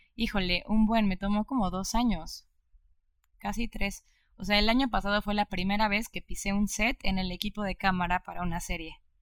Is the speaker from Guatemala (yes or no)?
no; Mexico; yo estoy orgullosísima de ser cineasta mexicana